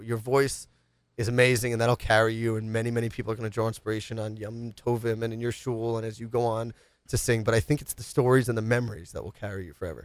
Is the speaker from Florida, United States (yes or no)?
no; New York City, New York, United States; Grew up rough in the streets of the Upper East Side